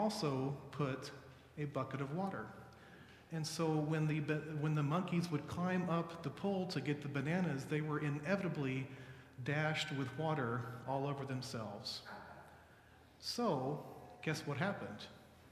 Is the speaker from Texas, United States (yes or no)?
yes; Dallas, Texas, United States; I'm from Dallas.